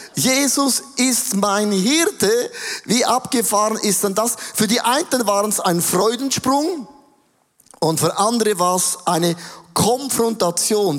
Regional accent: Switzerland; Ich komme aus dem Rheintal, da ist alles ein bisschen sturer.

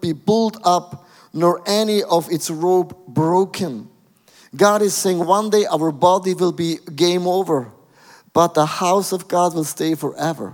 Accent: Switzerland; I'm from Switzerland

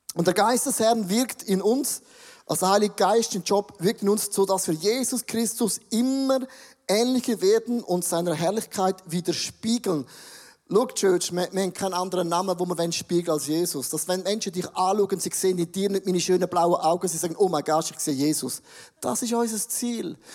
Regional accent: Buchs, St. Gallen, Switzerland; Ich komme aus dem Rheintal, Buchs, eine Weltstadt, eine Weltmetropole.

